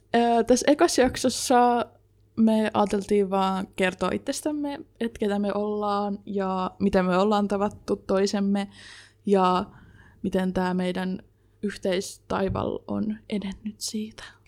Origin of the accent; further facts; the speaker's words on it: Jyväskylä, Central Finland, Finland; also born or lived in Sipoo, Uusimaa, Finland; sitten sen jälkeen Jyväskyläläistynyt